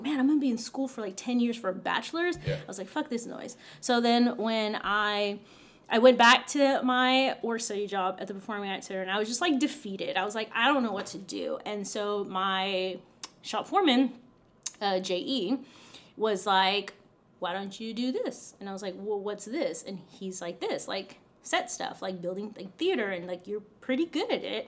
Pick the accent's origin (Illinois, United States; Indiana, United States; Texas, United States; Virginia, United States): Texas, United States; Roma; I grew up in South Texas in a tiny town called Roma, Texas.